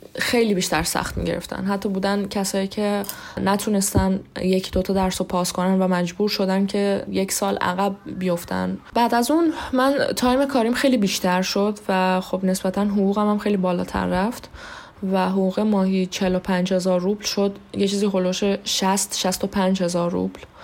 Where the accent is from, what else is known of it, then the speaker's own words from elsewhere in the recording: Iran; moved away as an adult; now in Moscow, Russia; من توی ایران به دنیا آمدم توی ایران بزرگ شدم